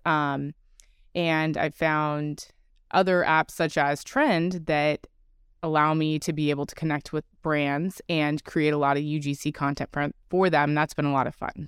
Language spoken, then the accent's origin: English; California, United States; I'm originally from California